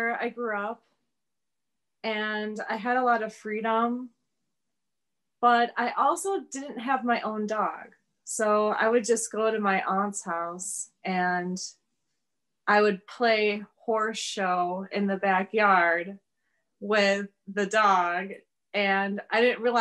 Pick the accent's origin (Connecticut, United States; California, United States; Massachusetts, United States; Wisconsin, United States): Wisconsin, United States; Plymouth; moved away as an adult; now in Milwaukee, United States; I grew up in Plymouth, which is an hour north of here.